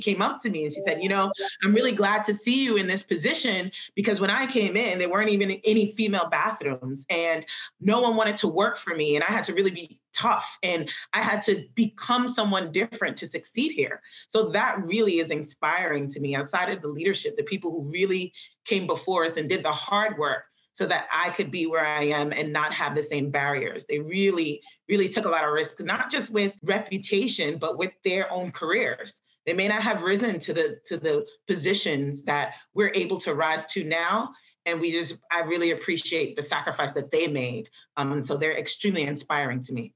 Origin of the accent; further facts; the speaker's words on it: New York City, New York, United States; I grew up in the Bronx